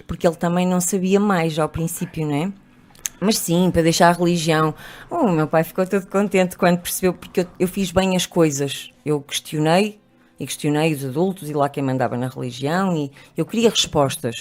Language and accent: Portuguese; Trás-os-Montes, Portugal; also born or lived in Porto; now in Lisbon, Portugal; cresci em Trás-os-Montes, onde as pessoas são muito formatadas